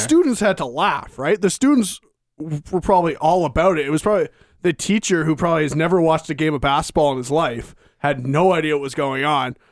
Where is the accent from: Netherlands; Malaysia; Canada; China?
Canada; Victoria, British Columbia; I'm from Victoria, so I'm from Vancouver Island